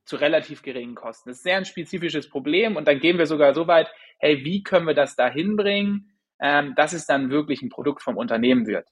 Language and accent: German; Germany; also born or lived in St. Gallen, Switzerland; now in Vienna, Austria; ich bin gebürtiger Friese eigentlich. Mich hat es dann aber nach Wien verschlagen.